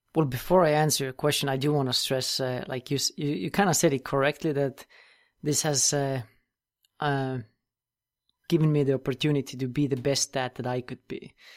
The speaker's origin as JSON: {"language": "English", "country": "Estonia", "also_born_or_lived": "United States", "said": "I'm originally from Europe, and that's where I live now as well, in Estonia, tiny country, northeastern corner of Europe"}